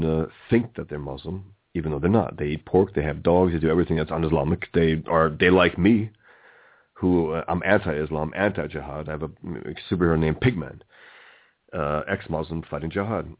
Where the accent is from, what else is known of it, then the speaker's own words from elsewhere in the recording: New York City, New York, United States; I was born and raised here in America, in the Bronx